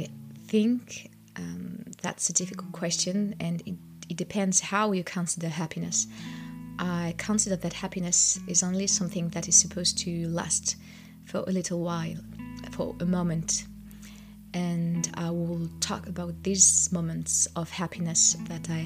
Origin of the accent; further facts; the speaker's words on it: France; I'm from France. I was born and raised in France, but my parents are from Algeria